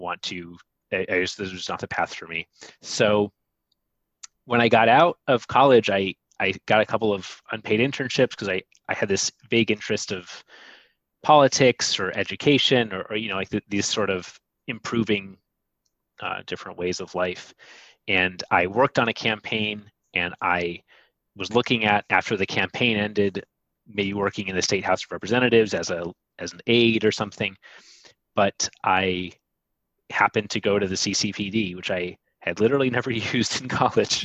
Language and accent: English; Ann Arbor, Michigan, United States; moved away; I am originally from Michigan. I'm from Ann Arbor